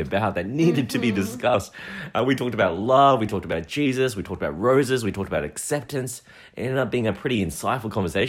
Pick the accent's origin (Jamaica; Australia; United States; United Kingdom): Australia; accent: Aussie; we do sound like Aussies, you know, Australians with our Aussie accents, but Heidi and I have the blood of our ancestors, Chinese, Taiwanese, Hong Kongese, flowing through our veins.